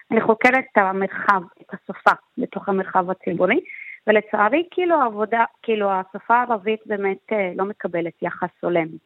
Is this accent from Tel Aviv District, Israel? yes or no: yes; Jaffa, Tel Aviv District, Israel